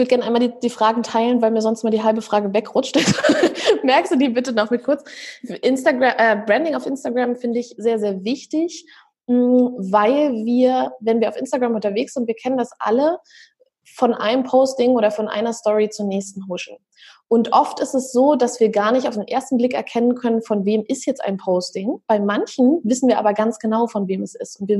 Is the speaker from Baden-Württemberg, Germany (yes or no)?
no; Berlin, Germany; ich bin aus Berlin.